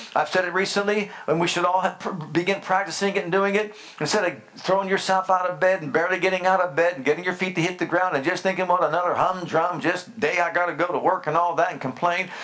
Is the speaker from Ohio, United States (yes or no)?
yes; Youngstown, Ohio, United States; I grew up in Youngstown, Ohio